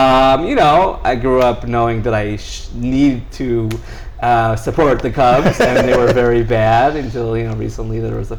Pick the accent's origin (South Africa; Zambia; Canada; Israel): Israel; also born or lived in Chicago, United States; Okay, I was born in Chicago. I still say Chicago, but I was two when we made Aliyah, moved to Israel. So I kind of, you know, maintained the English because I lived in like an English-speaking environment.